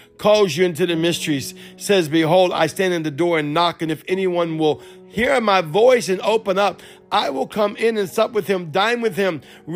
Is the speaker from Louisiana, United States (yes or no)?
yes; Cajun, Louisiana, United States; accent: Cajun; Though I speak English. But I'm Cajun.